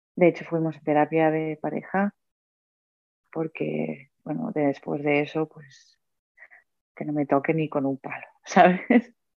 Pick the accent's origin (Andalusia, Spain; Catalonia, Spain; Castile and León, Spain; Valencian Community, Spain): Catalonia, Spain; Mataró; yo soy de Mataró, un pueblo cerca de Barcelona